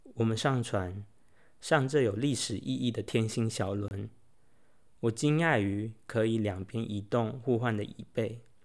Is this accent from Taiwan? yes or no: yes; Taiwan; 身为台湾人